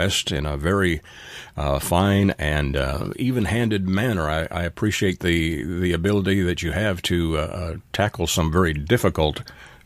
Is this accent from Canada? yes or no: yes; Canada; now in Texas, United States; I'm in Texas and originally from Canada